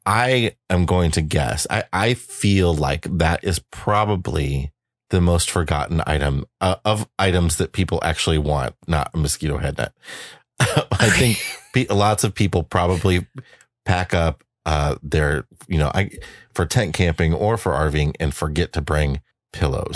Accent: eastern Iowa, United States; moved away; Iowa, my hometown

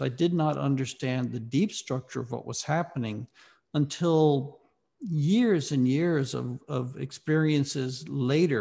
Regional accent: Mississippi, United States; moved away as an adult; also born or lived in Ohio; I was raised in the Deep South in Mississippi.

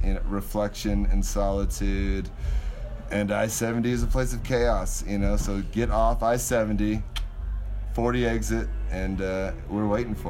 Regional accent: Winter Park, Colorado, United States; My hometown is Winter Park, Colorado.

